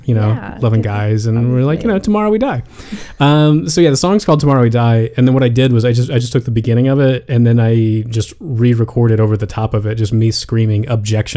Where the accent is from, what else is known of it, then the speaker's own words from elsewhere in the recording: United States; as an American